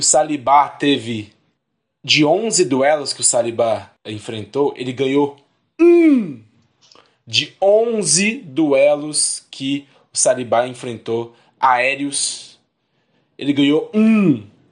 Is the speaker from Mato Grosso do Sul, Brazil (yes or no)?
no; Belo Horizonte, Minas Gerais, Brazil; somos de BH